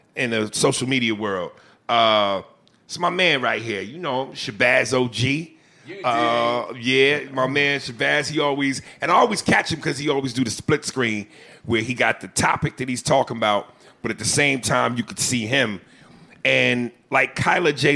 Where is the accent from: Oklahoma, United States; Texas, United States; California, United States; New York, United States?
New York, United States; also born or lived in Chicago, United States / New Jersey, United States; New York raised me. I was I was New York Jersey from a, a, baby basically till now